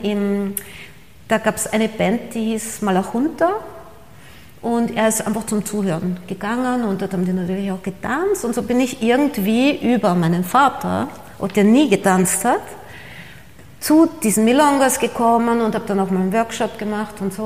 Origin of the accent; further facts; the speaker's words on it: Austria; moved away as an adult; also born or lived in Buenos Aires, Argentina / New York, United States / Paris, France / Costa Blanca, Spain; als Österreicherin